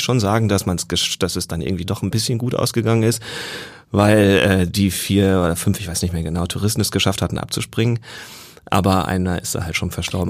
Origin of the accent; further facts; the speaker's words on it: Northern Germany, Germany; moved away as an adult; also born or lived in Jena / Lübeck; Ich komme aus Norddeutschland eigentlich